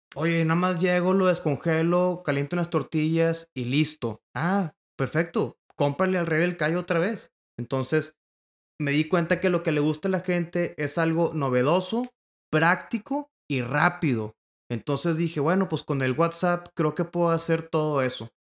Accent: Monterrey, Nuevo León, Mexico; Yo soy originario de Monterrey, Nuevo León

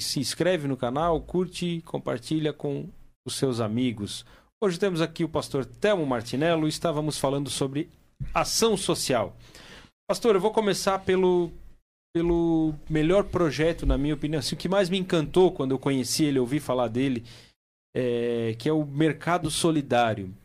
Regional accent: Timbó, Santa Catarina, Brazil; moved away; eu estava lá na minha cidade, lá em Timbó

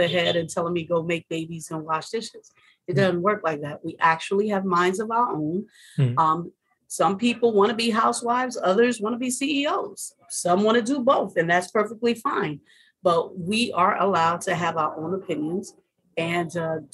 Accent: United States; moved away; being an American here

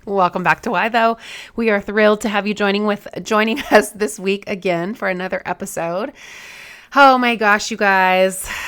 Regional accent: Southeast, United States; I'm from the Southeast.

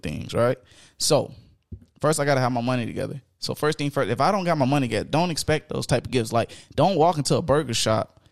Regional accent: Houston, Texas, United States; I'm from Houston, Texas

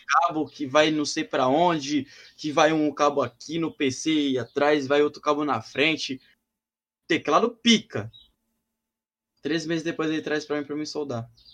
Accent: São Paulo, Brazil; eu sou de Sampa

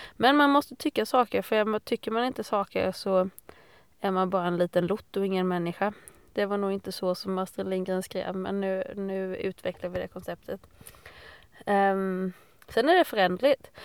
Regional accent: Fredriksdal, Sweden; jag är uppvuxen i Fredriksdal

